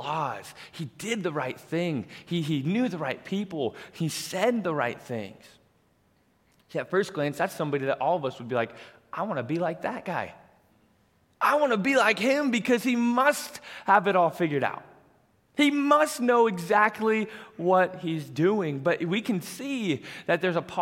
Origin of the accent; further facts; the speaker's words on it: Colorado, United States; moved away as an adult; now in Kearney, United States; I'm born and raised in Colorado